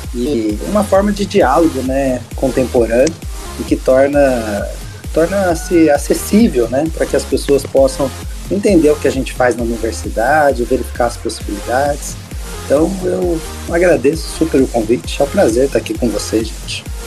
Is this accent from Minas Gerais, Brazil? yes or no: no; São Paulo, Brazil; eu sou de São Paulo